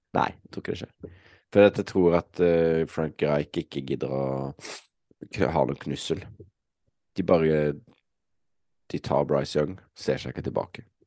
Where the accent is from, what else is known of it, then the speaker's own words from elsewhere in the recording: Norway; sitter her hjemme i Norge